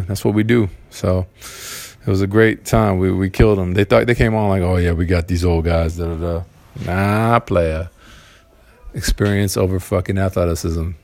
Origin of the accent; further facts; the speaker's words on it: Southern California, United States; I'm from Cali, Cal- California, um, Southern California, in uh, United States of America